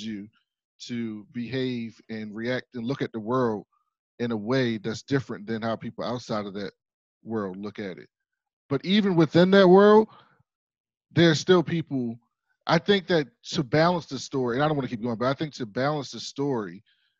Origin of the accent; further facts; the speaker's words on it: Baltimore, Maryland, United States; I'm from Baltimore